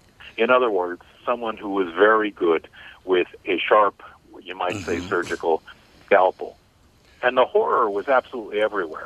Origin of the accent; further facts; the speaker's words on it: Cleveland, Ohio, United States; Cleveland, Ohio, my hometown.